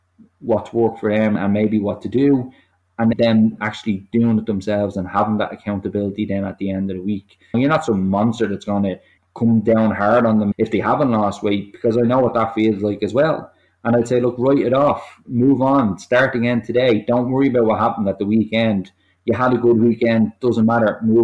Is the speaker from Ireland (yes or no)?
yes; Ireland; as Irish people